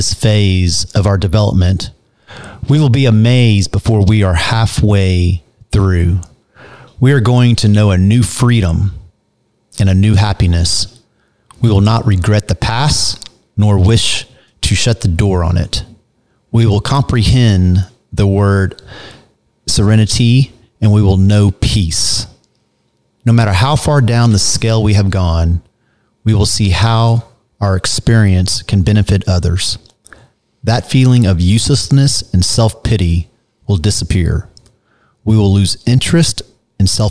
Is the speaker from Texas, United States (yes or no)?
yes; Dallas, Texas, United States; moved away as an adult; also born or lived in California; I was born here in Dallas, Texas, born and raised